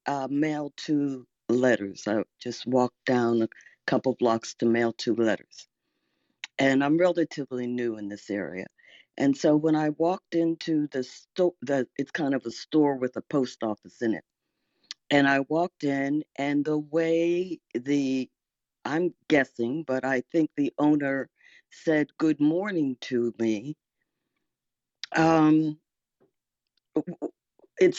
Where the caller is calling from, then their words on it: Arlington, Virginia, United States; And I'm in Arlington, Virginia.